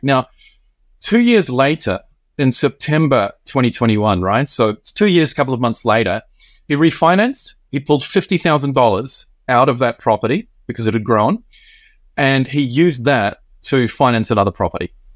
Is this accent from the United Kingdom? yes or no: no; New Zealand; now in Tokyo, Japan; I'm originally Kiwi.